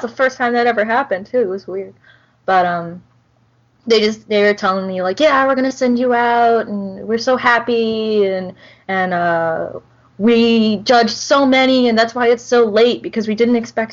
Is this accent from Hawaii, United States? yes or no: no; Florida, United States; I'm from Florida